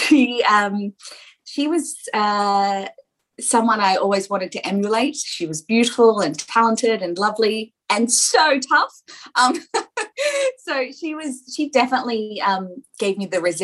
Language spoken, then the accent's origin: English; Central Coast, New South Wales, Australia; I grew up on the Central Coast